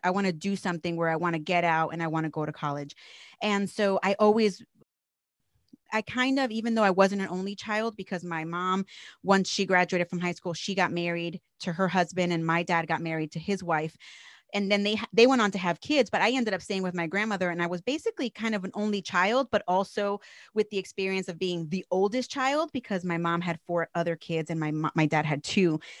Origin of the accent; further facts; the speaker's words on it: New Jersey, United States; I'm from New Jersey, born and raised. So, I'm a Jersey girl